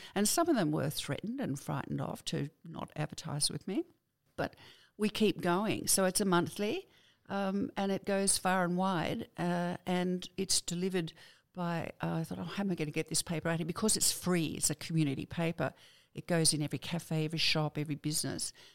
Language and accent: English; Sydney, New South Wales, Australia; also born or lived in Wingham, New South Wales; I was born in Wingham, but I was five when I went to Sydney, uh, to pet water. So I was raised down there